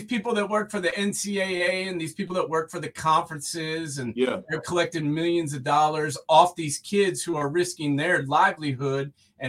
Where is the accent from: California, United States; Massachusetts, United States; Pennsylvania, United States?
Massachusetts, United States; Boston; moved away; I'm from Boston, but I'm a Southerner all of a sudden.